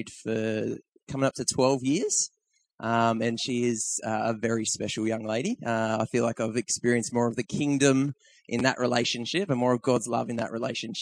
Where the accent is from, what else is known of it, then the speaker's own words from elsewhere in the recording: Tweed Heads, New South Wales, Australia; moved away as an adult; now in Blaxland, Australia; that's where I'm from. That's my hometown up that end of the coast